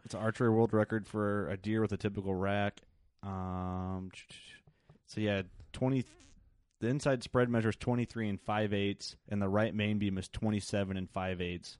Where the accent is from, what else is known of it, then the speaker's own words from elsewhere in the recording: Illinois, United States; I'm from Illinois